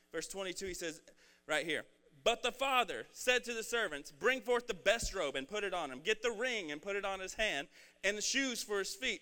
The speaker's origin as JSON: {"language": "English", "town": "Red Oak", "country": "United States", "said": "I'm from Red Oak and I have a Red Oak education"}